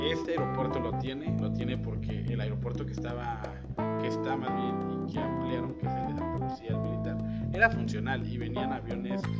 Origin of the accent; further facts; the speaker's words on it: Hidalgo, Mexico; Yo soy mexicano, digo, en un estado que se llama Hidalgo, de la República Mexicana.